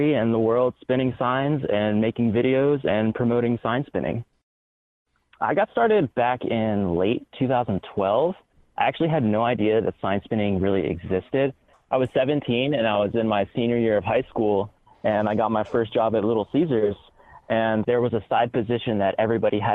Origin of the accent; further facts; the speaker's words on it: Augusta, United States; I started sign spinning in my hometown of Augusta